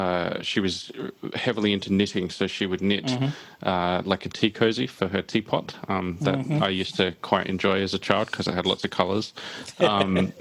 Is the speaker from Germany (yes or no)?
no; Australia; as an Australian, certainly back when I was a kid in the 80s